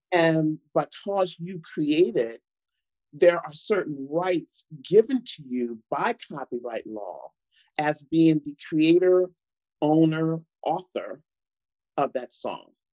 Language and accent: English; United States; I'm African American, I'm a woman